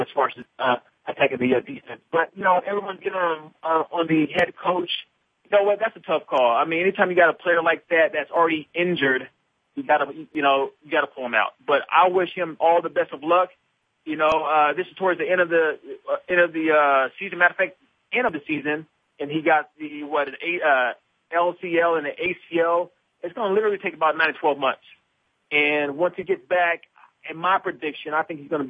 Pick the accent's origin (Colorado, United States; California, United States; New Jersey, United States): Colorado, United States; Denver; Denver, my hometown